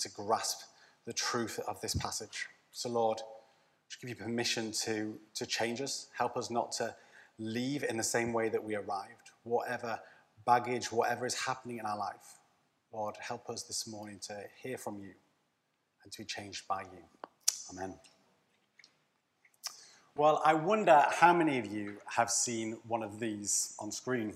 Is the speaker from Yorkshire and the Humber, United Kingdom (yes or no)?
yes; Leeds, Yorkshire and the Humber, United Kingdom; So we would pay Yorkshireman mode, because we're from Leeds